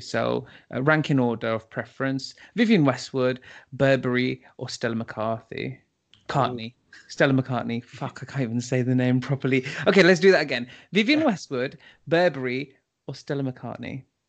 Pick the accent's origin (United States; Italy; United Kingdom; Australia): United Kingdom; we are British